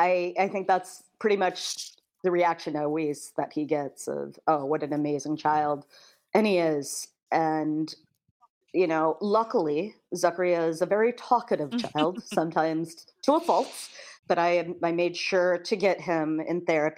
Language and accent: English; Kansas, United States; moved away; I grew up in Kansas, so I still have my Kansas community